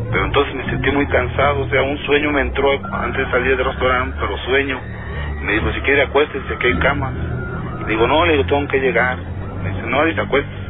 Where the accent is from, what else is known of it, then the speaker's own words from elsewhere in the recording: Mexico City, Mexico; Yo le dije, no, pues yo vengo de la Ciudad de México.